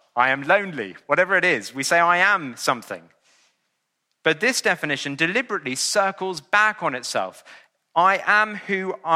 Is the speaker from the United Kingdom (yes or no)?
yes; England, United Kingdom; I'm an Englishman living in the 21st century